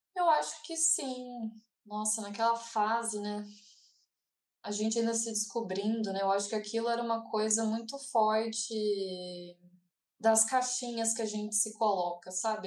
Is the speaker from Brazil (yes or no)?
yes; Brazil; eu sou brasileira